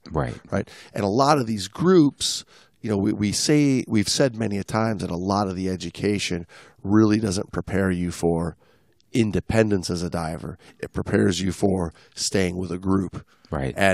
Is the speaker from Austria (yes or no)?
no; Italy; now in Mexico; I'm from Italy, but I now I live